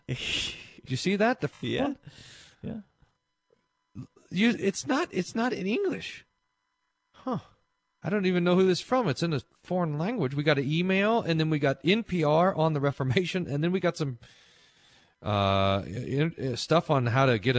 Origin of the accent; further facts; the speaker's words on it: Australia; accent: Australian; my Australian accent